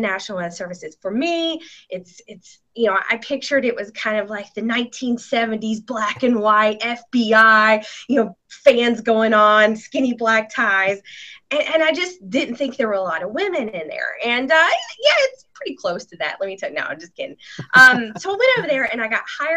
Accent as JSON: {"language": "English", "town": "Athens", "region": "Alabama", "country": "United States", "tie": "born or raised there", "moved": "yes", "lives_now": "Nashville, United States", "said": "I grew up in North Alabama, just outside of Huntsville, a little town called Athens"}